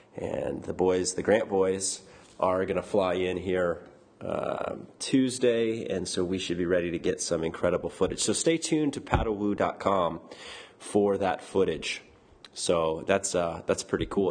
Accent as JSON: {"language": "English", "region": "Florida", "country": "United States", "tie": "born or raised there", "moved": "yes", "said": "I grew up in Florida"}